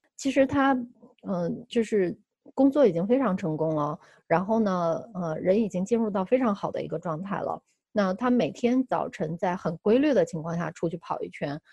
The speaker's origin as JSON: {"language": "Chinese", "country": "China", "moved": "yes", "said": "其实二零一五年回国之前，我一直从事，呃，生态和可持续性发展设计"}